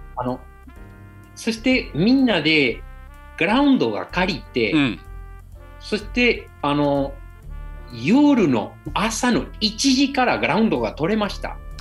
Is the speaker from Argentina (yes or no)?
yes; Argentina; Japanese is a second language; moved away as an adult; now in Fukuoka, Japan; アルゼンチンで育って